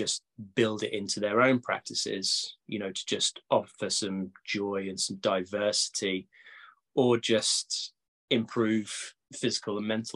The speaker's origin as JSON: {"language": "English", "town": "Cambridge", "region": "East of England", "country": "United Kingdom", "tie": "born or raised there", "moved": "yes", "said": "Cambridge, actually, my hometown"}